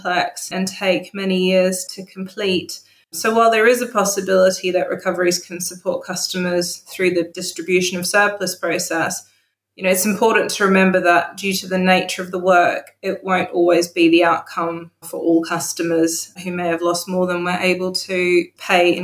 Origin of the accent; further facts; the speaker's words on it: Australia; I grew up in Australia